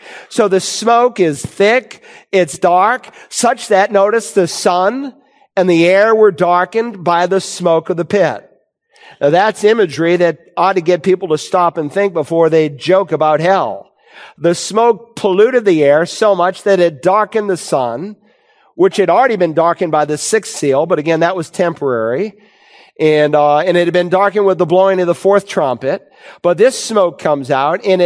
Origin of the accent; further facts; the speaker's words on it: Worcester, Massachusetts, United States; moved away as an adult; I grew up in Worcester, Massachusetts, and I left home to become a campus pastor in 1978